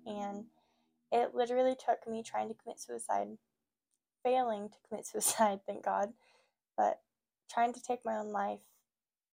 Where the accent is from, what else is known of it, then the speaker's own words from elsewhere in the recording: Oregon, United States; also born or lived in California; I'm from California originally. I moved up to Oregon when I was like 8, 9-ish.